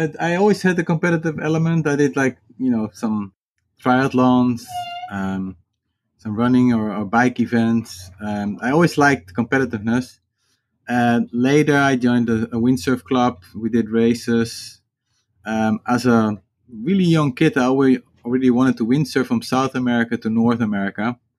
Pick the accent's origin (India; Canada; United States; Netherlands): Netherlands; English is a second language; That was very easy because I grew up on a houseboat, and my parents had a sailing school, and which turned later into a sailing and windsurfing school.